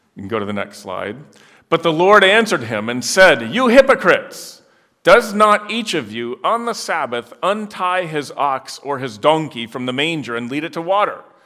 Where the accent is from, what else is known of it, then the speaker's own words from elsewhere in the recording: Netherlands; moved away; I grew up in Holland